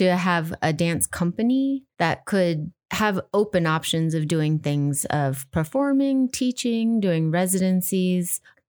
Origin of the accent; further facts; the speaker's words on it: Chicago, Illinois, United States; So when I was six, I grew up in Chicago and I saw the Nutcracker on Channel 9 in Chicago, WGN